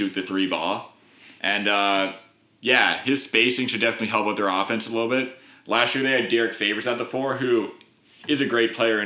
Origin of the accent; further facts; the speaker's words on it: Canada; we're from Canada